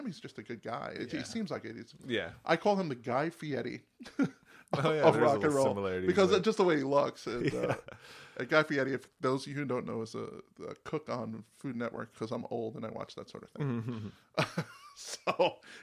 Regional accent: New York City, New York, United States; also born or lived in New Jersey / Queens, New York; I'm a Yankee. I was born in Brooklyn, New York, Jersey, and et cetera. Lived in Jersey, lived in Queens.

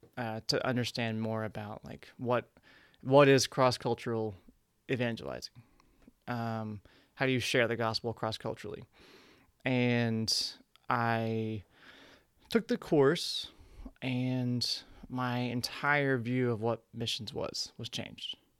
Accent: Ardmore, Oklahoma, United States; moved away as an adult; now in New York, United States; growing up in Ardmore, Oklahoma

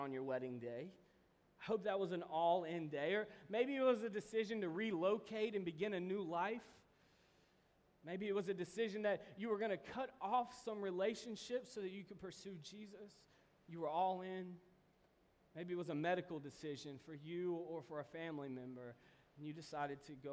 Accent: Kentucky, United States; I'm from Kentucky

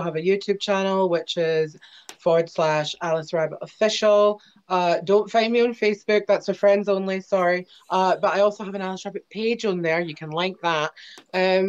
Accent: Scotland, United Kingdom; as a Scot

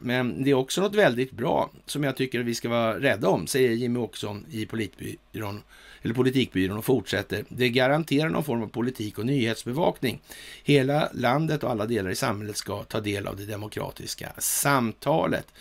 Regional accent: Sweden; som svensk

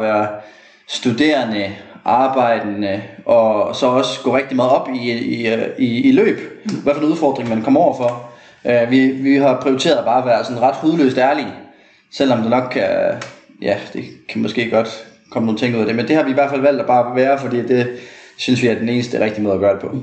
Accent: Aarhus, Central Denmark Region, Denmark; moved away as an adult; also born or lived in United States; jeg er jo født og opvokset i Aarhus, 8K

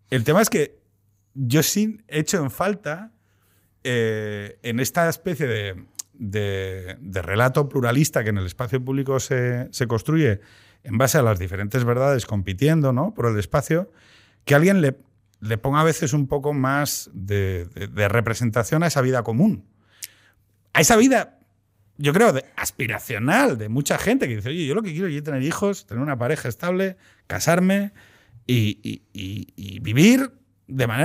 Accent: Asturias, Spain; Yo soy de Asturias

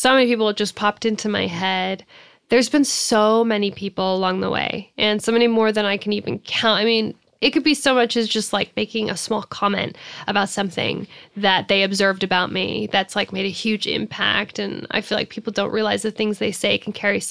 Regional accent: United States; I absolutely identify as an American

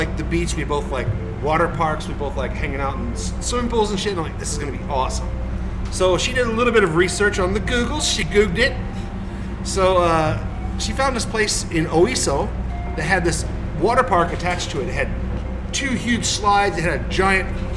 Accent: Texas, United States; also born or lived in Chicago / Georgia; now in Japan; I was born in Chicago, raised in Texas.

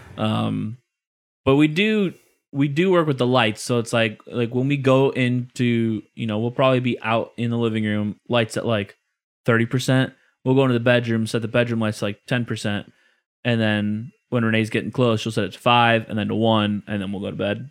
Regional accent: Illinois, United States; I'm from Illinois

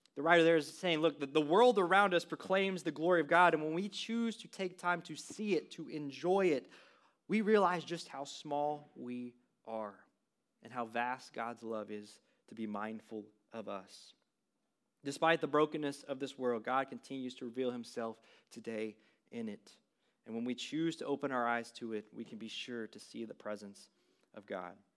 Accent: West Texas, United States; moved away; I grew up in a really small West Texas town, fifteen hundred people

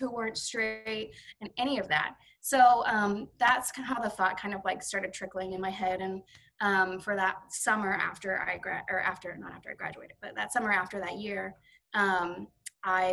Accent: Frisco, Texas, United States; also born or lived in Plano, Texas / Rexburg, Idaho / Tyler, Texas; I grew up around here in Dallas, Frisco area

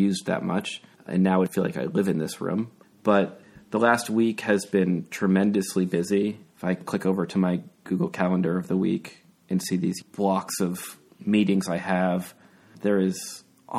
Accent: Shelburne, Vermont, United States; moved away; So I was born in Vermont, in northern Vermont, just outside Burlington. It is a fairly rural place. The town I grew up in is called Shelburne

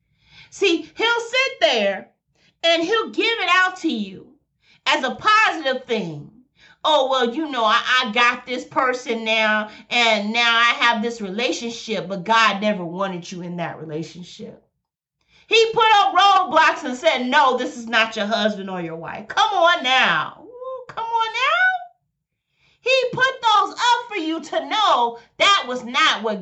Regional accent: Birmingham, Alabama, United States; I'm from Birmingham, Alabama

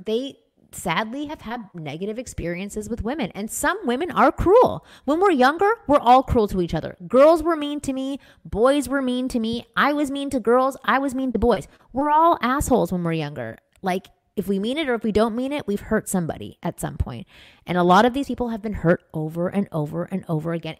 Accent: Toronto, Ontario, Canada; moved away; I'm from Toronto. I grew up in a Jewish community

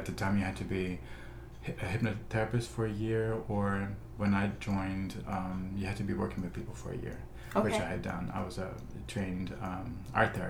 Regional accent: Netherlands; now in Los Angeles, United States; as a kid, you know, growing up in the Netherlands

